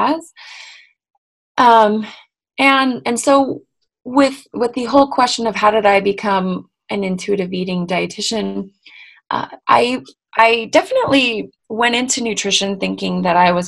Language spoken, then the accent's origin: English; Bay Area of California, United States; now in Salt Lake City, United States; I was raised in the Bay Area of California